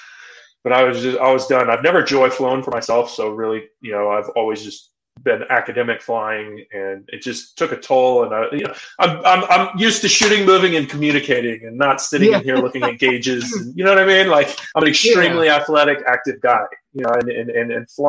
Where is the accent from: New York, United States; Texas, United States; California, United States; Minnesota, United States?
California, United States; moved away as an adult; now in Utah, United States; we moved from California, grew up in California, been in California my entire life